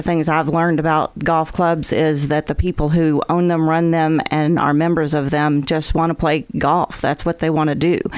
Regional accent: Huntsville, Alabama, United States; Um, I grew up in Huntsville mostly. I was an Army brat, so we moved around a little bit, settled in Huntsville.

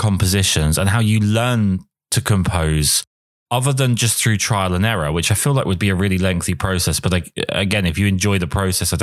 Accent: England, United Kingdom; as an Englishman

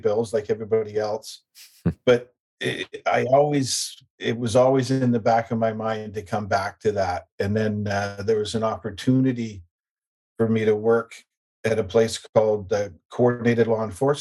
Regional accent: North Vancouver, British Columbia, Canada; I grew up in North Vancouver

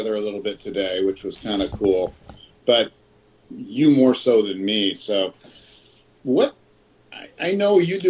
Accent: Yuma, Arizona, United States; moved away; also born or lived in Big Bear, California; I grew up in Yuma and also in Big Bear.

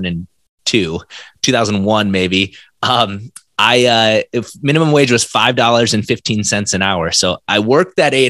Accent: South Dakota, United States; moved away as an adult; now in Minneapolis, United States; I'm originally from South Dakota

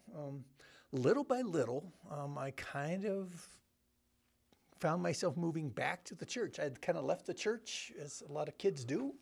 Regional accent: Bellflower, California, United States; I grew up in Southern California.

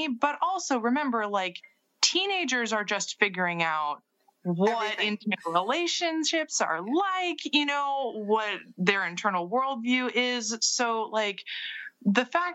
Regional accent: Seattle, Washington, United States; I grew up in Seattle in the 90s in counterculture Seattle.

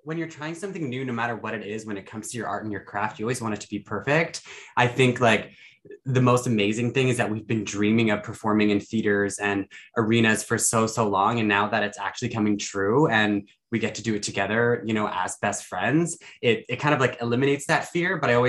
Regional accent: Toronto, Ontario, Canada; I'm from Toronto.

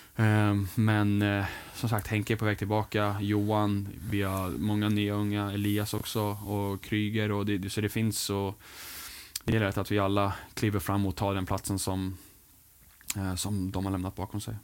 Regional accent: England, United Kingdom; moved away; min uppväxt i, England

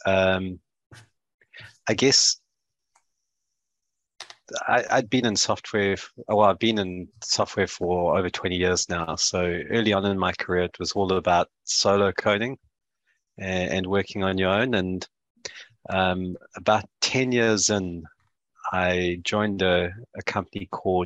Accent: South Africa; moved away as an adult; now in New Zealand; I am South African born, New Zealand based. So I call myself a Siwi. That's a South African Kiwi. I've been in New Zealand for the last 6 years, but spent most of my life in South

